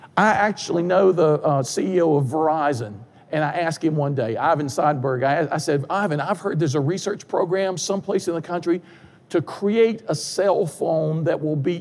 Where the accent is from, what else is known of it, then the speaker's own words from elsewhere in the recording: Durham, North Carolina, United States; I grew up in Durham, North Carolina